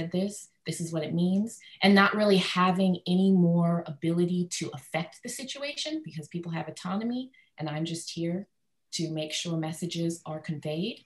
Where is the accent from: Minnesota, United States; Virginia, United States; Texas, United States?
Texas, United States; Dallas; first language English; I'm from Dallas, Texas